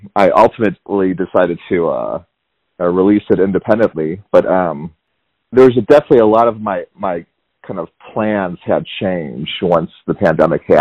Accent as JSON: {"language": "English", "town": "Chicago", "region": "Illinois", "country": "United States", "tie": "born or raised there", "also_born_or_lived": "Tucson, Arizona", "moved": "as an adult", "lives_now": "Georgia, United States", "said": "I'm from Chicago. So I grew up in the Chicago area"}